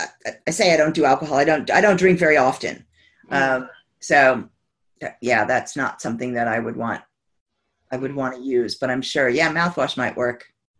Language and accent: English; United States; moved away as an adult; I'm American. I've been here 27 years, but I spent the first 27 years of life in America